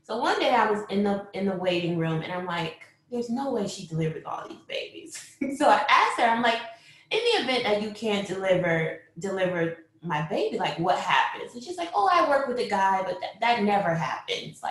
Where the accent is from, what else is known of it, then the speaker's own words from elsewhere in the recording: Grand Rapids, Michigan, United States; moved away as an adult; also born or lived in Washington, D.C.; now in Maryland, United States; I'm originally from Grand Rapids, Michigan. I came to D.C. in 2004 to attend Howard University.